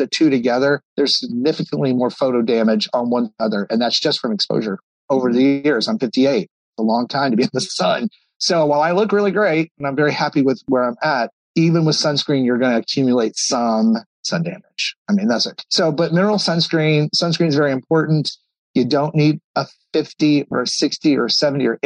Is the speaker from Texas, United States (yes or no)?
yes; Texas, United States; moved away; I grew up in Texas.